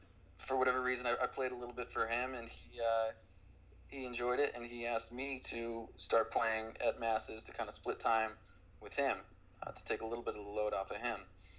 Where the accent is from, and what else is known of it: Boston, Massachusetts, United States; born or raised there; also born or lived in New York City